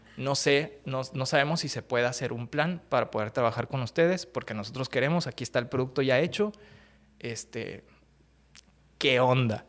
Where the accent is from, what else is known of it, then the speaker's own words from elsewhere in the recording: Ciudad Juárez, Chihuahua, Mexico; also born or lived in Acapulco, Guerrero / Mexico City / Monterrey; Me crié en la Ciudad de México hasta los ocho años y luego eh, mi familia se mudó a Ciudad Juárez y pues obviamente de ahí para el Real